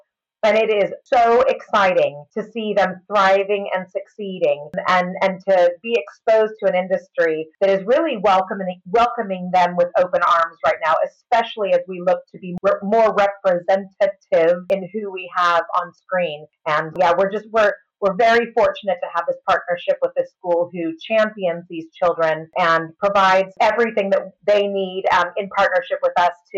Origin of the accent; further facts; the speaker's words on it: California, United States; moved away as an adult; now in United Kingdom; People say, where are you from? I'm like, California.